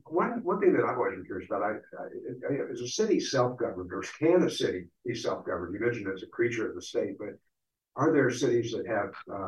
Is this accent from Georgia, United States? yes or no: yes; Atlanta, Georgia, United States; moved away; I grew up in Atlanta